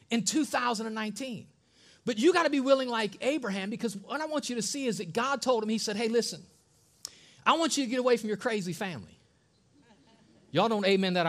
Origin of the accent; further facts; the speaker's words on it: Ohio, United States; moved away as an adult; from Ohio, born and raised in Ohio, living in Ohio